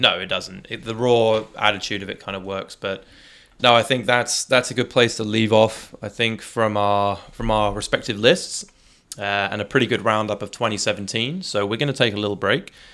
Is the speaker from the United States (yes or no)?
no; United Kingdom; coming from the U K where, you know, there's, there's large Muslim populations and, uh, and Indian populations in, in my hometown